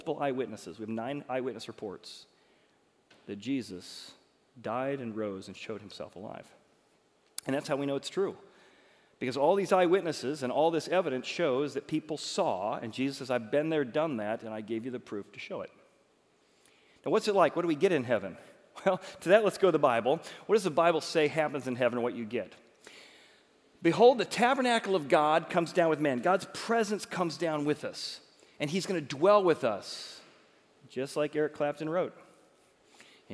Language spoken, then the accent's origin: English; Chicago, Illinois, United States; I'm from Chicago, so like Chicago, the Bears, and we talk like this